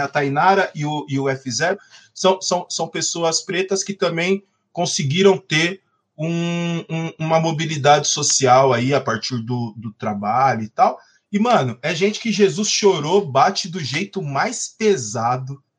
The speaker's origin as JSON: {"language": "Portuguese", "region": "São Paulo", "country": "Brazil", "tie": "born or raised there", "said": "Eu era, eu era de uma quebrada, inclusive, onde a pichação deu muita morte. Né, mano? Lá a Coab 2"}